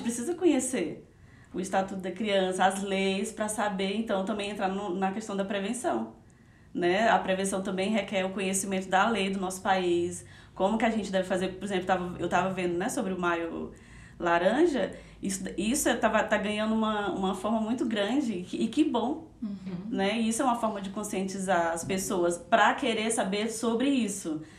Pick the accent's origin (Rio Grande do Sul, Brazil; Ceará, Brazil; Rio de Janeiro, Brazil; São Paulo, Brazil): Ceará, Brazil; Fortaleza; moved away as an adult; now in Curitiba, Brazil; Eu sou de Fortaleza, Ceará mas eu já moro aqui em Curitiba já faz 15 anos